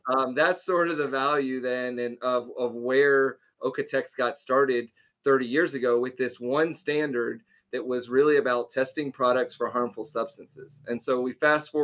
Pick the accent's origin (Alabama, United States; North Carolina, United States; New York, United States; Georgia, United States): North Carolina, United States; I grew up in North Carolina